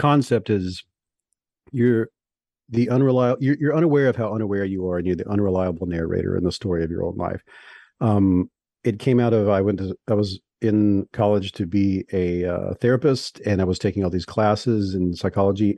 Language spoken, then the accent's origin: English; the South, United States; I'm from the South